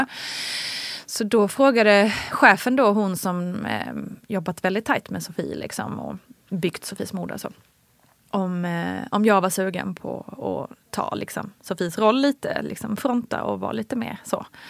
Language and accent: Swedish; Småland, Sweden; moved away; also born or lived in Kalmar / Malmö; kommer jag ju från Småland